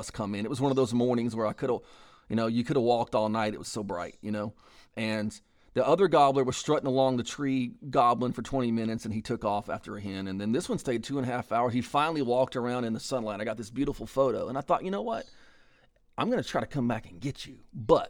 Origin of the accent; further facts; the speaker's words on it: East Texas, United States; And see, I grew up here in East Texas